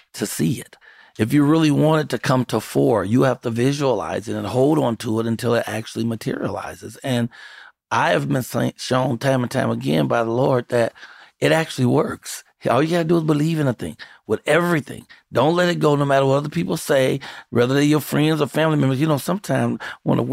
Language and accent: English; Chicago, Illinois, United States; I'm from Chicago, South Side Chicago